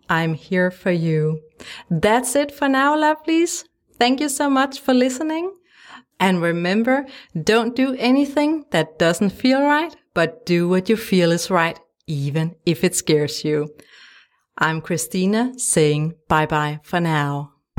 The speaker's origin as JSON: {"language": "English", "country": "Denmark", "second_language": "English", "said": "If you wonder about my funny accent, it's because I'm from Denmark, a tiny country in Europe"}